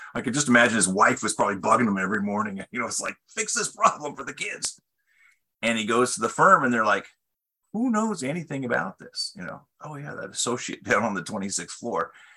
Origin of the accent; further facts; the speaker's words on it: British Columbia, Canada; moved away as an adult; also born or lived in Ottawa / Switzerland; I was actually from British Columbia